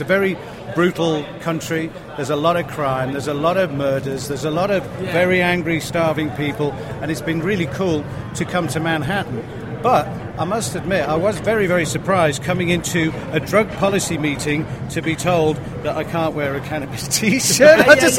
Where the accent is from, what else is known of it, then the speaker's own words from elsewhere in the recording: England, United Kingdom; moved away as an adult; now in Johannesburg, South Africa; We live in Johannesburg. I'm actually an Englishman. I'm an Englishman. I've been in South Africa for 25 years. It's my home.